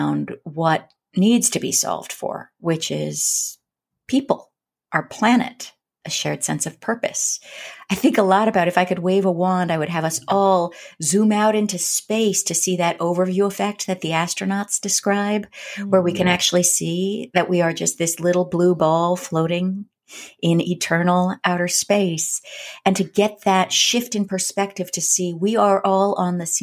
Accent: Berkeley, California, United States; I grew up in Berkeley, California

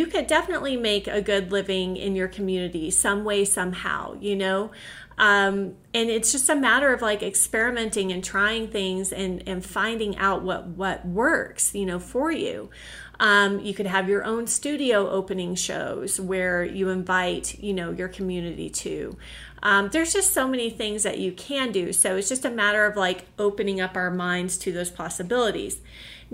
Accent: Oklahoma, United States; also born or lived in Connecticut; eventually we did leave Connecticut and move back to my home state, which was Oklahoma.

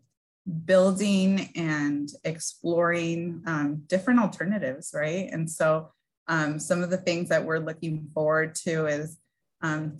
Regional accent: San Gabriel Valley, California, United States; I was born and raised in the San Gabriel Valley region

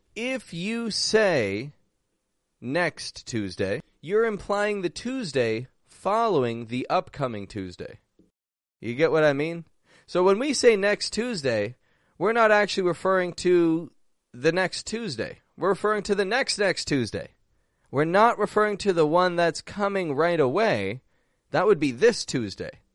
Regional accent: Toronto, Ontario, Canada; now in Mexico; I'm from Toronto, and I'm actually back up in Canada today

